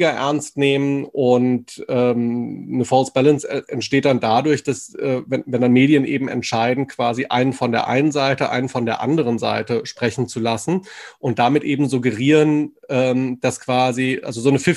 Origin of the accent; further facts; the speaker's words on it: Wetzlar, Hesse, Germany; Also ich, ich komme ja ursprünglich aus Wetzlar, aus Mittelhessen